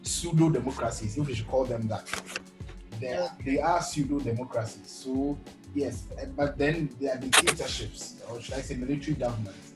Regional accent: Ghana

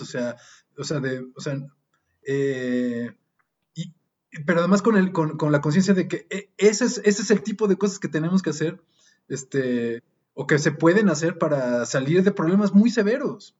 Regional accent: Mexico; como mexicanos, como músicos

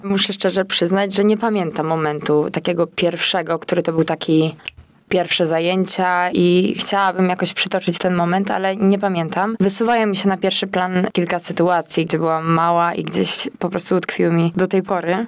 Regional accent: Łódź, Łódź Voivodeship, Poland; zawsze będę dumna z tego, że jestem z Łodzi.

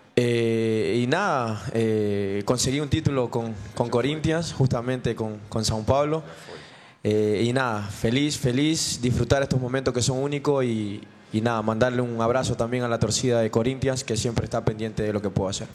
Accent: Chile; moved away as an adult; now in Ecuador; Soy el único chileno

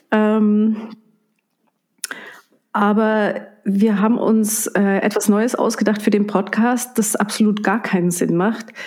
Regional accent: Reischach, Trentino-Alto Adige, Italy; geboren und aufgewachsen in Reischach bei Bruneck.

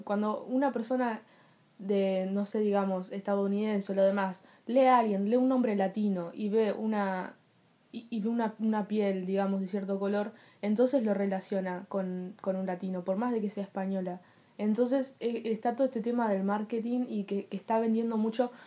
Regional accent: Uruguay

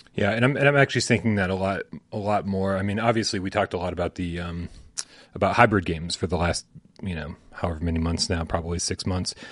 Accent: New England, United States; I'm from New England.

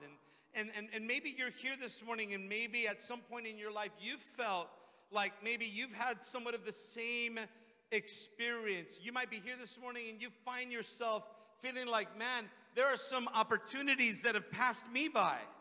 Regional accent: Redondo Beach, California, United States; also born or lived in Hawthorne; back into my hometown, Redondo Beach

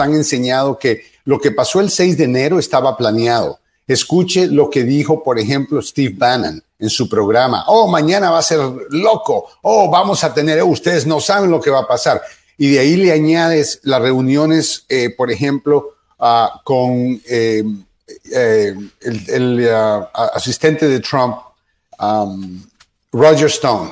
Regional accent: Guatemala; moved away; also born or lived in Honduras; nací en Guatemala, pero la mitad de mi vida me crié en Honduras y la otra mitad en Guatemala

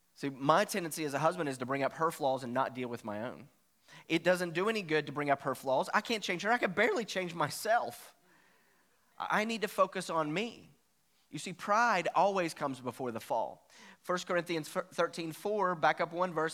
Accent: Virginia, United States; I'm from Virginia, so that's the way we used to talk

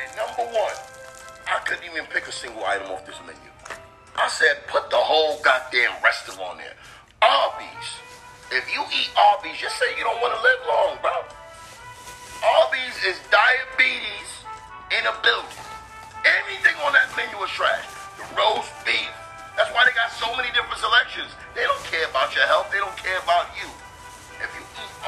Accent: New York City, New York, United States; I'm from Brooklyn.

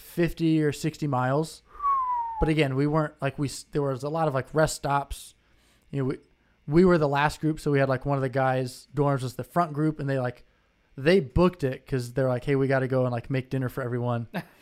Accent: Indianapolis, Indiana, United States; moved away; also born or lived in Michigan; I was from Indianapolis.

